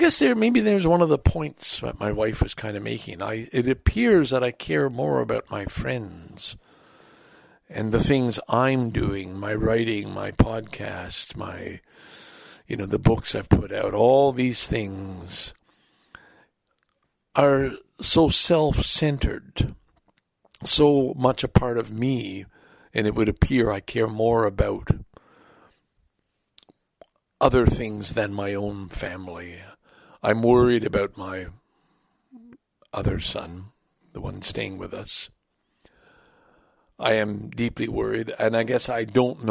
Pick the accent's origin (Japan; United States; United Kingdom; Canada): Canada; we're Canadian